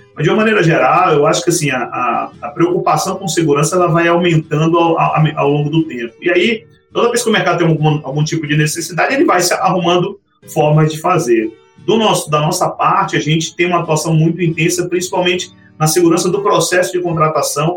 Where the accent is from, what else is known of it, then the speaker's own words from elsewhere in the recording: Salvador, Bahia, Brazil; moved away as an adult; now in São Paulo, Brazil; eu sou de Salvador, comecei minha carreira lá